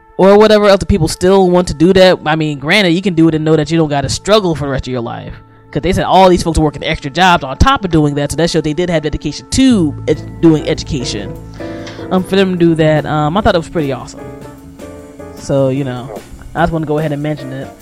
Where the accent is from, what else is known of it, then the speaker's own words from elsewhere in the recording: Maryland, United States; my home state of Maryland